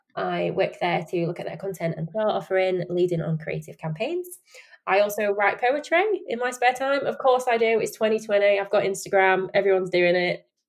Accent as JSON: {"language": "English", "town": "Sheffield", "region": "Yorkshire and the Humber", "country": "United Kingdom", "tie": "born or raised there", "accent": "Yorkshire", "said": "I live in Yorkshire. I'm from Sheffield, born and bred"}